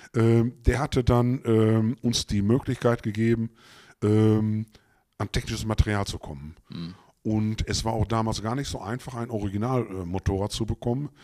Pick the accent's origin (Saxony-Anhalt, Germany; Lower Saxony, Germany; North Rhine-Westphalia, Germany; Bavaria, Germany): North Rhine-Westphalia, Germany; Gütersloh; also born or lived in Bünde; ich bin in Gütersloh geboren, bin auch dort zur Realschule, habe da die Realschule begonnen